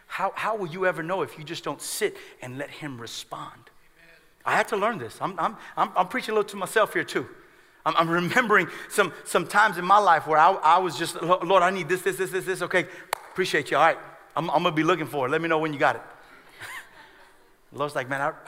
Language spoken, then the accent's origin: English; United States; we as American Christians